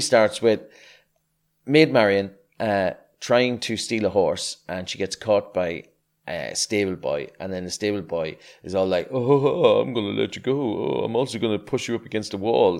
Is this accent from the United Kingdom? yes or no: no; Ireland; I grew up in Ireland d-, during the, uh, the eighties and nineties